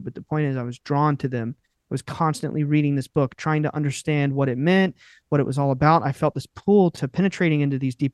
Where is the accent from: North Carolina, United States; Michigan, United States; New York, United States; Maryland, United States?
North Carolina, United States; we are from North Carolina, and it is still, up until recently, I would say it was an extremely rural, deeply Southern culture